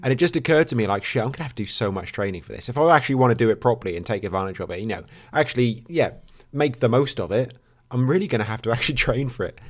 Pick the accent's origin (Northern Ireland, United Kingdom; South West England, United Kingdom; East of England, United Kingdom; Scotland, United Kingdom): East of England, United Kingdom; Norfolk; I'm from Norfolk